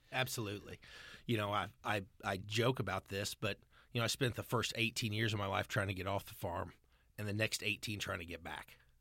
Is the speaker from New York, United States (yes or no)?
no; California, Missouri, United States; also born or lived in Washington, D.C.; grew up just outside California, Missouri